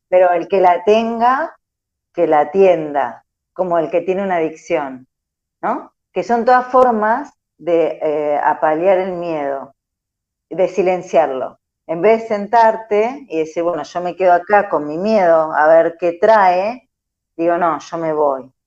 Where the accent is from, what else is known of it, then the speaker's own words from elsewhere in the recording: Argentina; somos una sociedad argentina muy psicoanalítica, muy carne de diván